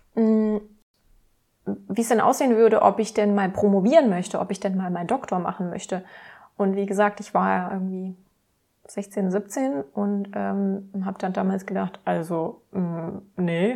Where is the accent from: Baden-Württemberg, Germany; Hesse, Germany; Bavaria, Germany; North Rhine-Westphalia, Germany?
Baden-Württemberg, Germany; Heilbronn; also born or lived in Karlsruhe; Also aufgewachsen bin ich in Heilbronn in Baden-Württemberg.